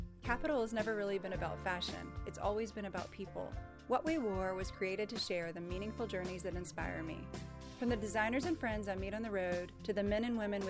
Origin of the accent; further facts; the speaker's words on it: Sweden; I'm Swedish